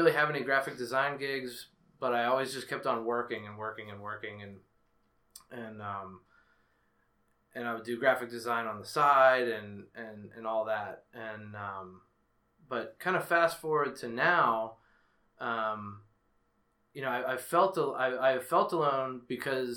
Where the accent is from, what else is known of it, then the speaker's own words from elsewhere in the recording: Penn Hills, Pennsylvania, United States; I grew up in Penn Hills, suburb of Pittsburgh